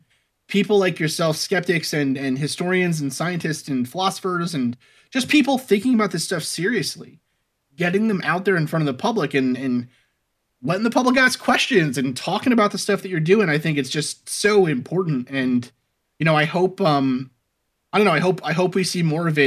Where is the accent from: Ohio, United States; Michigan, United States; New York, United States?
New York, United States; New York City; I grew up in Staten Island